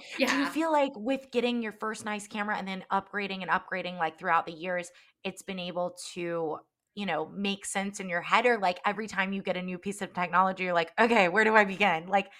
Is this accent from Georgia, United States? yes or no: yes; Alpharetta, Georgia, United States; I grew up in Alpharetta Johns Creek area, and that area has exploded with time.